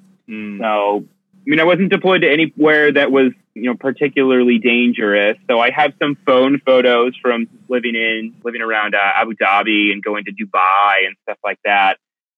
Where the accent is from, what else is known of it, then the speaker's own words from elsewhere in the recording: Cupertino, California, United States; born there; also born or lived in Oregon / Connecticut / Middle East; I was born in Cupertino, lived in Oregon for quite some time, Connecticut for a while. I lived in the Middle East for 2 years.